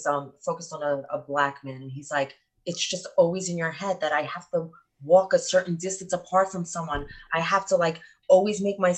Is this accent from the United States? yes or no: yes; New York, United States; we're from New York